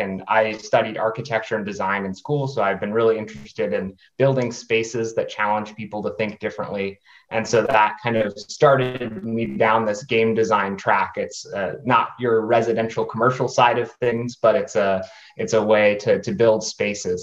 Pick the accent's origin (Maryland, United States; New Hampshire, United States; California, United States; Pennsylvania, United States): New Hampshire, United States; now in Washington D.C. area, United States; I am from New Hampshire originally. Currently live in just north of the Washington D.C. metro area